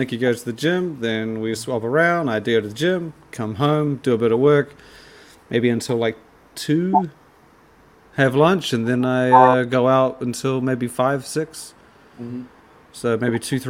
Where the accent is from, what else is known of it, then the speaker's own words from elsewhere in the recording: New Zealand; moved away; as a New Zealander